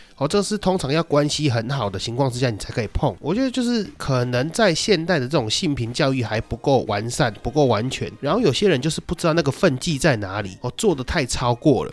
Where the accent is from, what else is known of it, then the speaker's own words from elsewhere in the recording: Taiwan; 我们台湾人